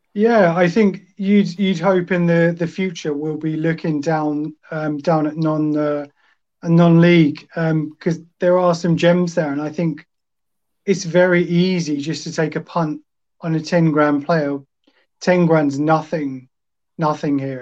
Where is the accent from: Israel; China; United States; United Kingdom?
United Kingdom; Colchester, East of England; I was born in Colchester